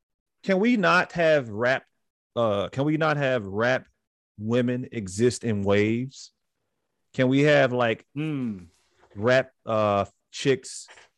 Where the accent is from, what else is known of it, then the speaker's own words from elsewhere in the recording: Chicago, Illinois, United States; I was born on the West Side.